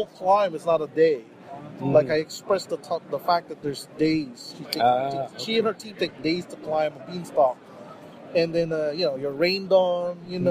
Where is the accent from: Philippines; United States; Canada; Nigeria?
Philippines; I grew up in the Philippines